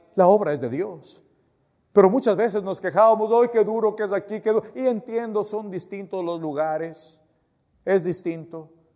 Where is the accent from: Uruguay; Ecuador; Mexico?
Ecuador; yo soy ecuatoriano